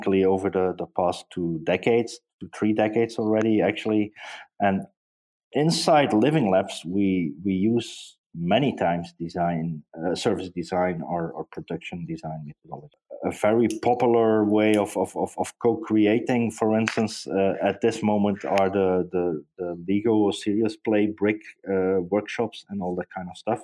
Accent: Hasselt, Flanders, Belgium; Hasselt, which is actually my hometown, in Belgium

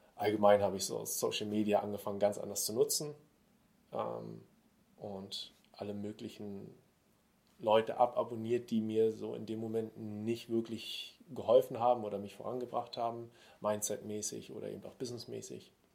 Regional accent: Berlin, Germany; aus Berlin, gebürtiger Berliner.

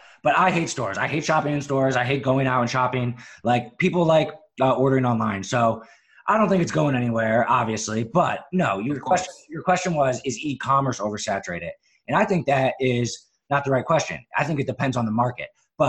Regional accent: Philadelphia, Pennsylvania, United States; also born or lived in Syracuse / Chicago; now in Charleston, United States; I lived in Syracuse, New York. I lived in Chicago for a couple of years. And then, I'm really pretty much from Philadelphia.

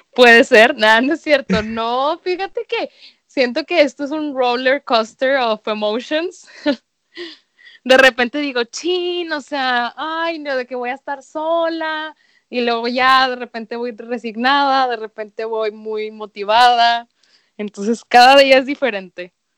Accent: Venezuela; moved away; yo muchos años viví en Venezuela

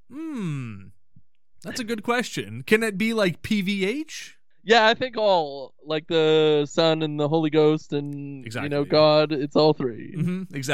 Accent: Haiti; Uh, well, I was born in Haiti, born and raised

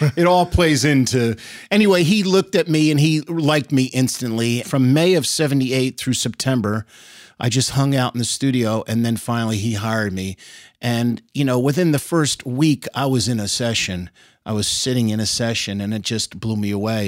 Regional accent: Elizabeth, New Jersey, United States; also born or lived in New York City; now in Nashville, United States; Was born and raised in Elizabeth, New Jersey

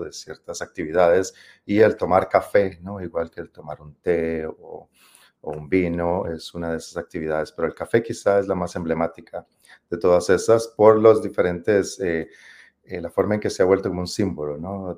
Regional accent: San José, Costa Rica; moved away; Este café es de Costa Rica, de mi país de origen, yo soy originario de Costa Rica, y es un café de la zona donde yo crecí, específicamente es este café, este café producido por la eh, Copedota

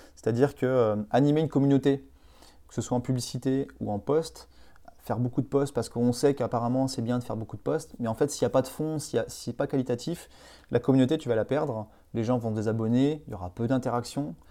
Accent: Vendée, Pays de la Loire, France; also born or lived in Nantes / Bordeaux / Pau; vendéen d'origine

